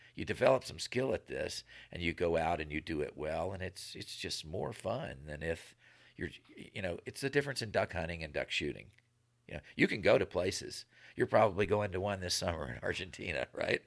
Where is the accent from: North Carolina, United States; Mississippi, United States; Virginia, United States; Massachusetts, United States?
Virginia, United States; moved away as an adult; also born or lived in Nevada; where I grew up in the East Coast